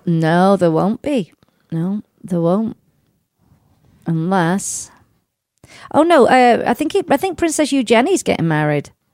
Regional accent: United Kingdom; now in United States; I'm a British subject. So I use my British passport

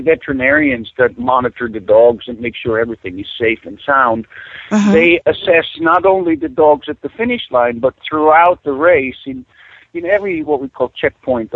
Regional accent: Switzerland; moved away as an adult; now in Alaska, United States; I was born and raised in Switzerland. In 1979, I came to Alaska

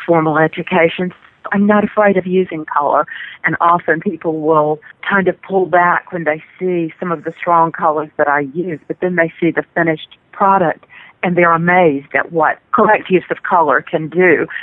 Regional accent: North Carolina, United States; I'm from North Carolina. I spend a lot of time on the coast.

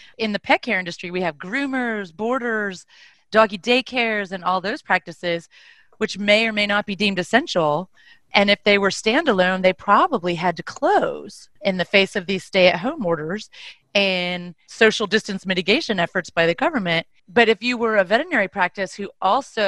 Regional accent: Texas, United States; moved away; I am from Texas

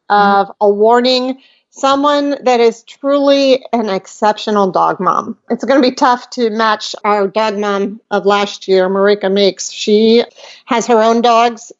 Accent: Rockford, Illinois, United States; moved away; I lived in Rockford, Illinois

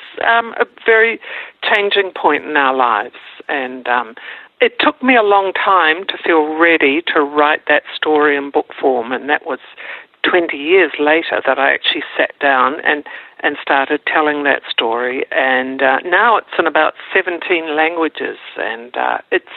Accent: New Zealand; now in Melbourne, Australia; I'm a New Zealander by birth, and we live in Melbourne, Australia

